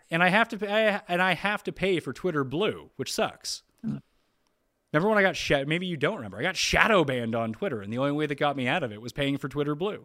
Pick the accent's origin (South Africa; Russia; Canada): Canada; growing up in Canada